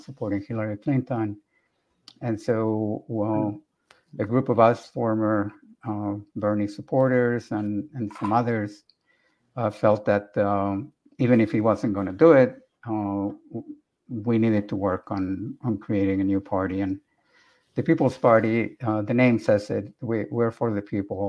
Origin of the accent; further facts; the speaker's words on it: Chile; now in United States; I'm originally from Chile